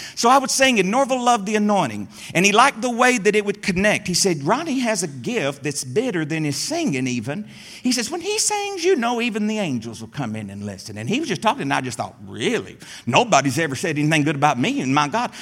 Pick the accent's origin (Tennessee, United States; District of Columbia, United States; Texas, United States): Tennessee, United States; Middle; There in the hills of Middle Tennessee, I grew up